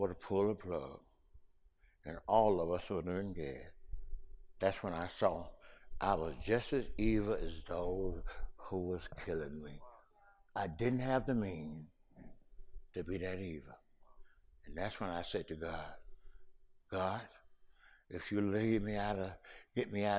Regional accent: Mississippi, United States; accent: Ebonics; first language African American Vernacular English (Ebonics); English is a second language; my Mississippi Ebonic speaking brothers. You know, I speak Ebonic.

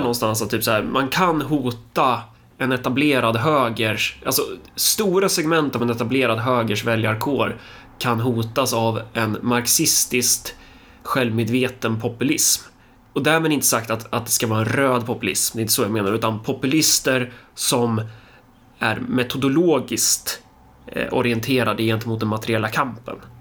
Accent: Örebro, Örebro County, Sweden; jag är örebroare

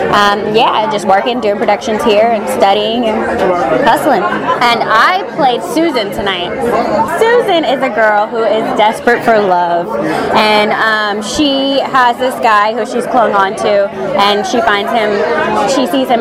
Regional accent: San Diego, California, United States; I'm from San Diego.

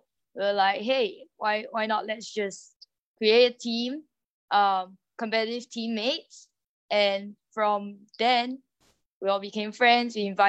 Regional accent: Singapore; I'm from Singapore. I started playing Ultimate in Singapore as well about 10 years ago.

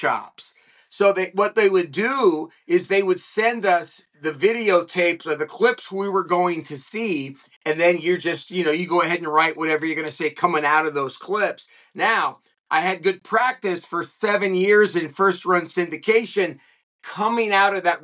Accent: Southern California, United States; also born or lived in Los Angeles; I grew up in Southern California, and I was lucky enough to grow up like many of us here in SoCal

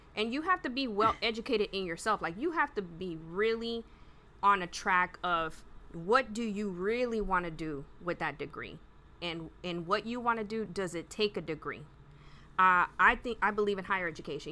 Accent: Pasadena, Texas, United States; I grew up on Jenkins Road and anyone who's who's from around there, you know, it's just like one little street, and it's just like a barrio

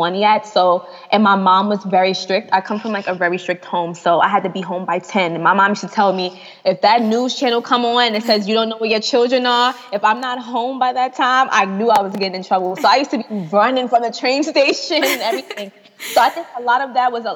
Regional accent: New York City, New York, United States; moved away as an adult; also born or lived in Atlanta; I'm in Atlanta. I'm from New York

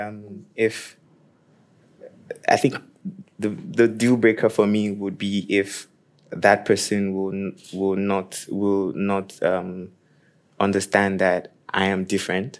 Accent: Nigeria; now in Norway; I'm from Nigeria and I'm 28

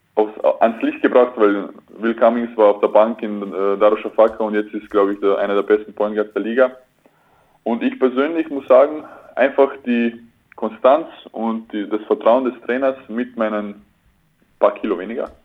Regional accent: Klagenfurt, Carinthia, Austria; now in Oldenburg, Germany; ich bin 1000 Kilometer weg von Klagenfurt, mhm. also meiner Heimatstadt

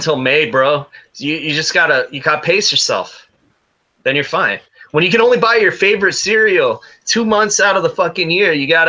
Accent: Castaic, California, United States; I grew up in Castaic, so I lived in California my whole life

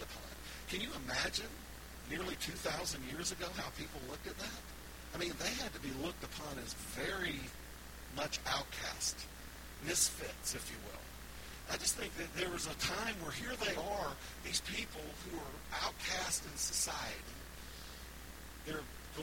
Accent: the South, United States; I'm from the South, and proudly so

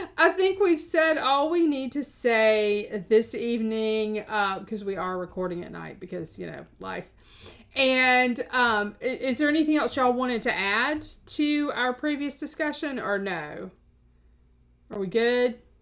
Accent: South Carolina, United States; we are all from South Carolina

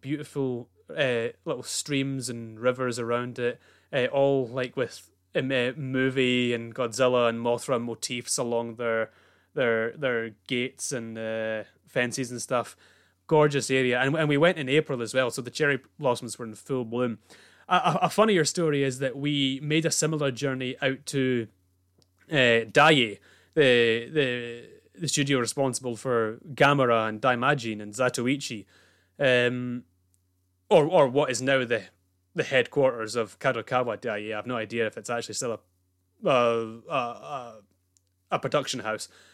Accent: Scotland, United Kingdom; being Scottish

